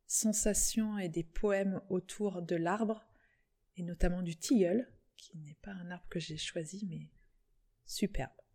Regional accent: Plouër-sur-Rance, Brittany, France; je suis de Plouer, je suis partie, je suis revenue

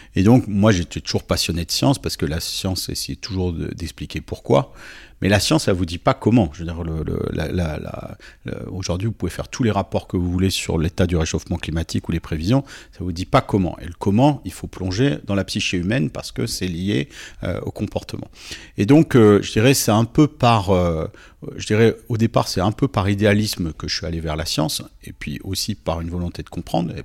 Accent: Nice, Provence-Alpes-Côte d'Azur, France; je suis né à Nice en 1973

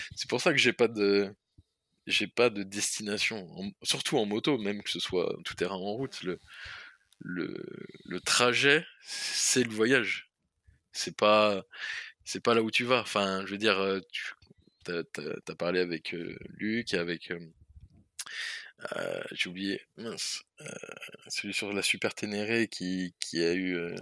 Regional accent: France; on vient de France

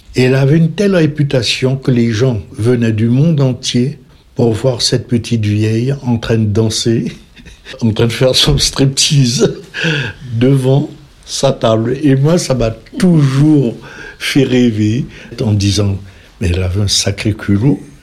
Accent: Cayenne, French Guiana; now in France; J'étais de Cayenne

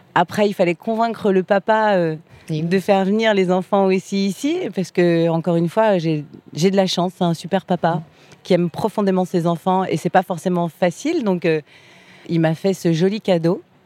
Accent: France; Je suis une bonne française

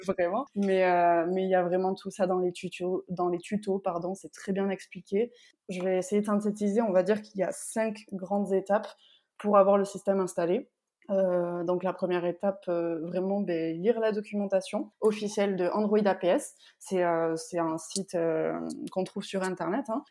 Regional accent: Bayonne, Nouvelle-Aquitaine, France; moved away as an adult; now in Réunion, France; je suis de Bayonne, donc au Pays Basque

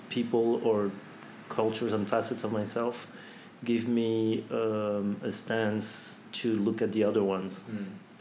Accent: French Polynesia; also born or lived in United States; I grew up in Tahiti. I had the chance to be born in the US

